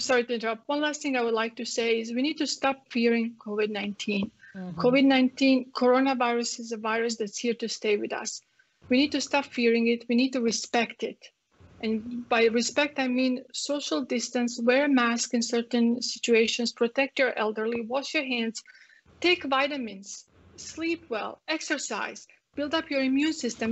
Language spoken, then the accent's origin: English; Croatia; English is a second language; moved away as an adult; now in Texas, United States; you guys can tell from my accent, I come from um, Croatia, from Yugoslavia.